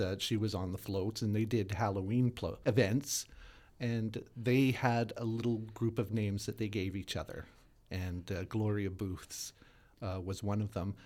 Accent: Winnipeg, Manitoba, Canada; I'm born and raised in Winnipeg, Manitoba

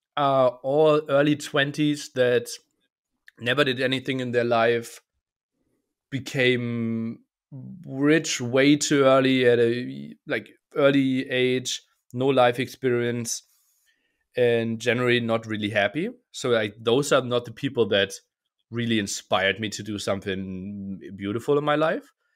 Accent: eastern Germany, Germany; I was born in Eastern Germany

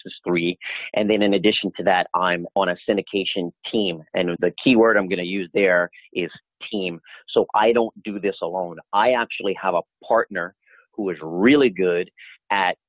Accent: Louisiana, United States; moved away; I'm originally from Louisiana

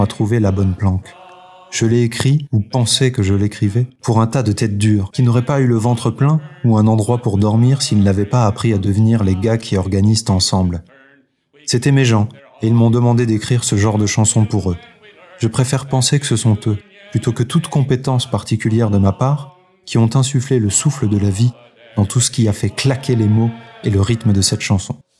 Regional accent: France; chez nous en France

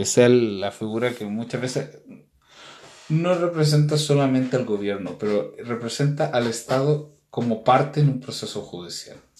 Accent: Chile; los que nacimos en Chile

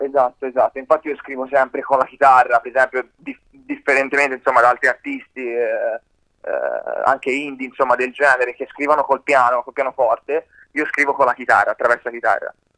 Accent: Livorno, Tuscany, Italy; alle mie parti, a Livorno

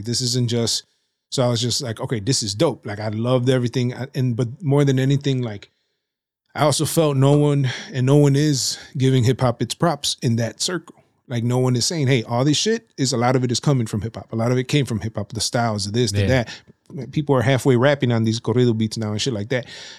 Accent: Nuevo Laredo, Tamaulipas, Mexico; My dad is from Matamoros, but they were raised in Nuevo Laredo, Tamaulipas. So we say we're from Nuevo Laredo, Tamaulipas.

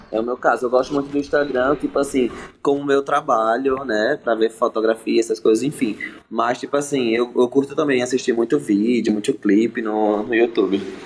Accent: Maceió, Alagoas, Brazil; moved away as an adult; also born or lived in Florianópolis / Rio de Janeiro; now in São Paulo, Brazil; Sou de Maceió, Alagoano. Nordeste, tô morando em São Paulo agora

